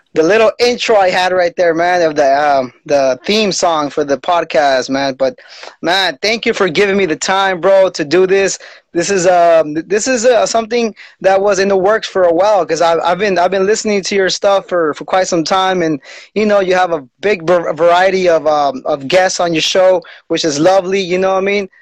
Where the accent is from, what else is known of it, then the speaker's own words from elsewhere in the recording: Salinas, California, United States; I'm from Salinas